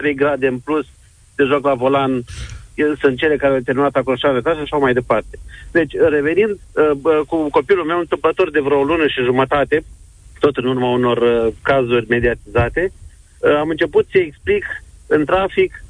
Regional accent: Iași, Iași County, Romania; Sunt din Iași, uh, o parte din de pietoni din Iași sunt uh, luminate pe toată lungimea lor, ceea ce e un lucru extraordinar.

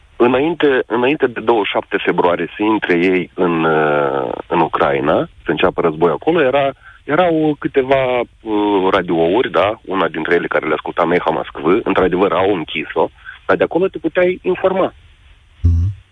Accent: Bessarabia, Moldova; Eu sunt român din Basarabia

